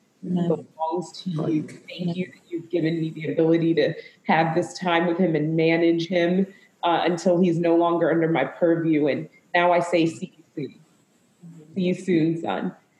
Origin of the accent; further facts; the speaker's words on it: Zambia; also born or lived in United States; My dad was Caucasian American and my mom was Zambian. I was born in Zambia. So I am African American.